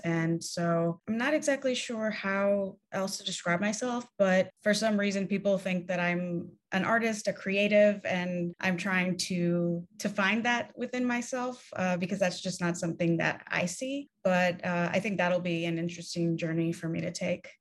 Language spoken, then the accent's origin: English; New York City, New York, United States; I grew up in New York City